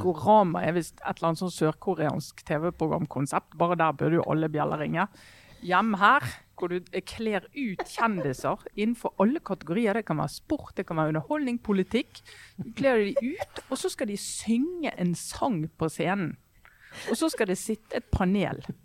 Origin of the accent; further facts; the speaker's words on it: Western Norway, Norway; oss eh, vestlendinger